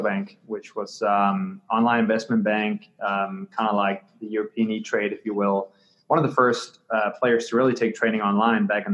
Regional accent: Copenhagen, Capital Region of Denmark, Denmark; moved away; I grew up in Copenhagen, Denmark, on the other side of the pond

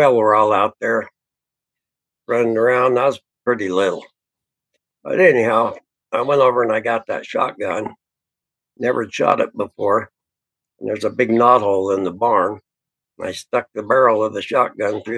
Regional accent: New Pine Creek, Oregon, United States; also born or lived in Lakeview, Oregon; New Pine Creek was right on the California-Oregon border. That was where my parents and my grandfather lived when I was real little

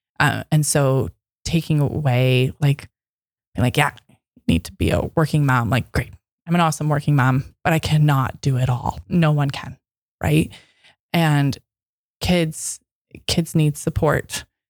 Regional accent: Michigan, United States; And you know, I come from Michigan.

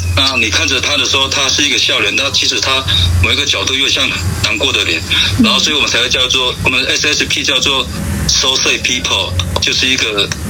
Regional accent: lower Luluna, Xinyi Township, Nantou County, Taiwan; 从小是在那个罗那的下面

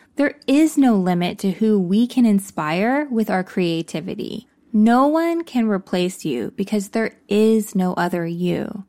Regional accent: Texas, United States; I came out as gay when I was fifteen years old, growing up in Texas

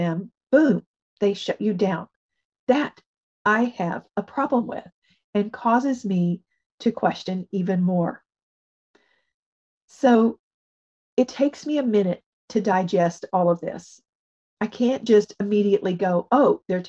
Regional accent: United States; as an American

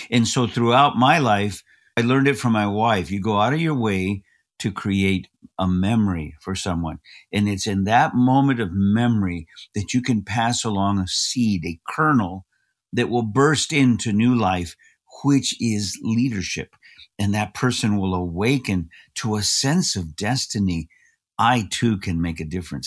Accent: Los Angeles, California, United States; I was born in East Los Angeles

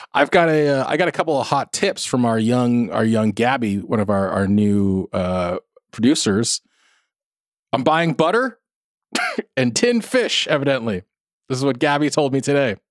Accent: South Orange County, California, United States; I grew up in South Orange County

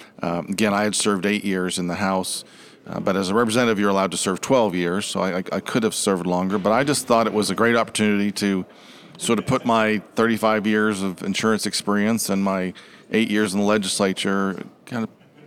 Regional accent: Massachusetts, United States; I just mentioned I grew up in Massachusetts, one of seven kids.

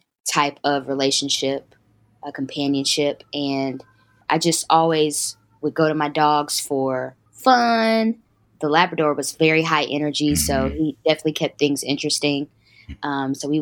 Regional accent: Greensboro, North Carolina, United States; moved away as an adult; now in Atlanta, United States; I'm originally from a small town called Greensboro, North Carolina.

